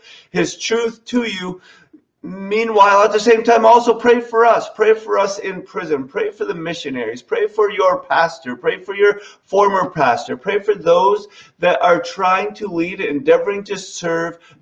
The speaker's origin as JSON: {"language": "English", "region": "New England", "country": "United States", "said": "how we speak as a New Englander"}